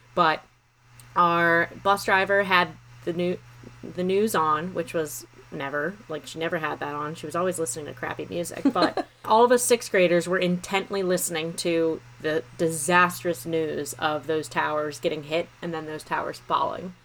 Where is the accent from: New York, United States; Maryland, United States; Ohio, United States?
Maryland, United States; Montgomery County; I'm from Montgomery County, Maryland. So that's right outside the DC area